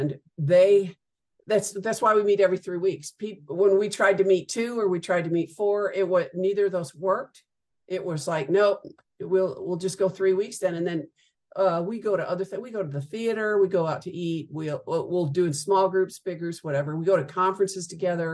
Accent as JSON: {"language": "English", "region": "Midwest", "country": "United States", "tie": "born or raised there", "moved": "yes", "lives_now": "Dallas-Fort Worth, United States", "said": "I roughly grew up in the Midwest and moved to Texas in the 80s and have been here ever since"}